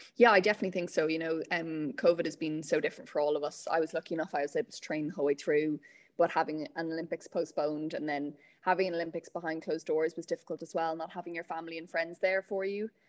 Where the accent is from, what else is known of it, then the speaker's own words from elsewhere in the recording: Meath, Leinster, Ireland; moved away; I'm from Meath originally, so I was part of Pony Club there